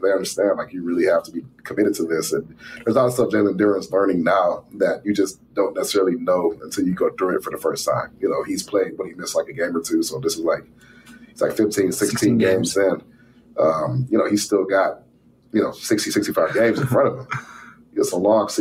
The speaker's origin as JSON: {"language": "English", "town": "Detroit", "region": "Michigan", "country": "United States", "tie": "born or raised there", "said": "I grew up, you know, like born and raised in Detroit, watched the Pistons and all"}